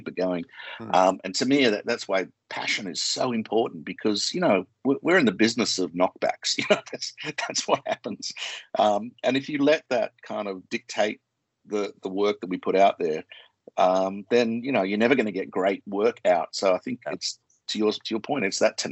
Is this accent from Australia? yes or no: yes; Australia; accent: Australian; moved away; I'm Australian, you can tell by my accent, and Australians are pretty direct